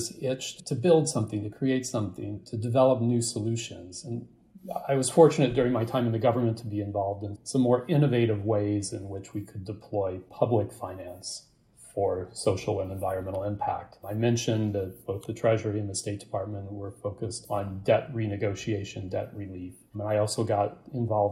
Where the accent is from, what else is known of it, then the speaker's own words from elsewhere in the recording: St. Louis, Missouri, United States; moved away as an adult; also born or lived in East Coast; I grew up in the United States, in St. Louis, Missouri, in the middle of the country, and moved to the East Coast to attend university